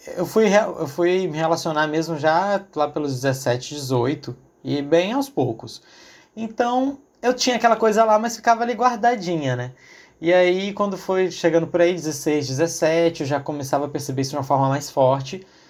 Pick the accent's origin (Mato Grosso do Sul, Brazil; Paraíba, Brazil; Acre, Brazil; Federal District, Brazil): Acre, Brazil; Sou acriano